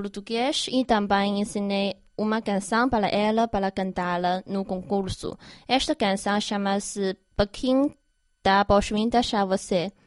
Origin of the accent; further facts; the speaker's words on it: Harbin, Heilongjiang, China; Portuguese is a second language; moved away; na minha terra natal, em Harbin